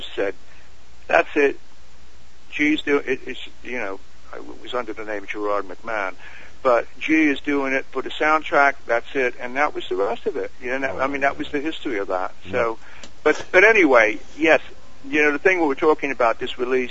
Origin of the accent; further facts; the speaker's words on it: England, United Kingdom; we're English